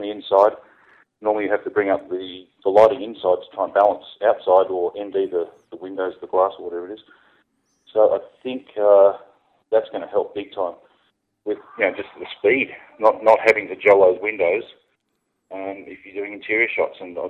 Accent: Gold Coast, Queensland, Australia; accent: Australian; I'm based in the Gold Coast in Australia

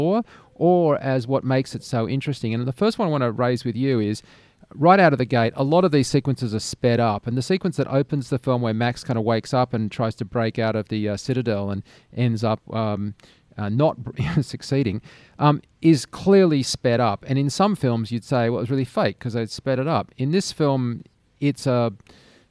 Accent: Australia; growing up in Australia.

